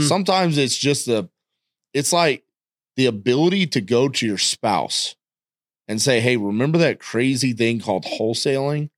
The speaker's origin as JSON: {"language": "English", "region": "Texas", "country": "United States", "said": "I'm from Texas"}